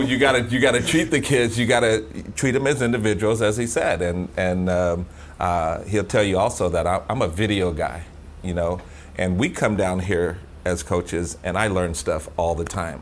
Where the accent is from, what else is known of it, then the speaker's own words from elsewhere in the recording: Sacramento, California, United States; we're from Sacramento